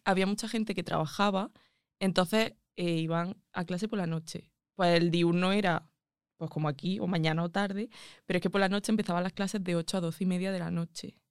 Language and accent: Spanish; Andújar, Andalusia, Spain; moved away as an adult; also born or lived in Madrid